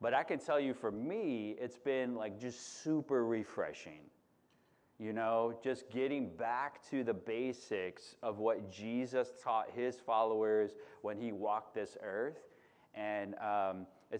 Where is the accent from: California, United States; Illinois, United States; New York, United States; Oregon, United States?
Illinois, United States; Chicago; moved away as an adult; now in Santa Cruz, United States; I grew up in Chicago